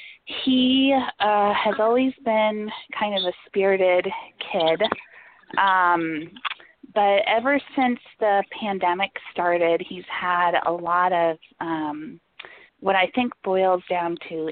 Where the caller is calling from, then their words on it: Atlanta, Georgia, United States; moved away; I am actually not calling from Atlanta. I'm calling from another state, but I just never changed my phone number when I moved from Atlanta.